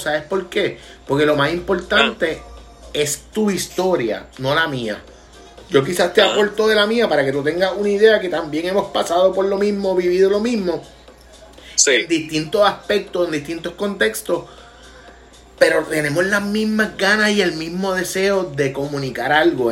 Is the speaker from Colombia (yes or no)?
no; Vega Baja, Puerto Rico; mi pueblo en Vega Baja